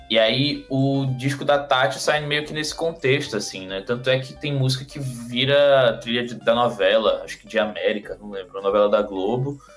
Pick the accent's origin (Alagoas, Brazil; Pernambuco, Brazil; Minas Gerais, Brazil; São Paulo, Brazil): Pernambuco, Brazil; Recife; Eu sou de Recife, né? Nascido e criado em, em, na região metropolitana do Recife.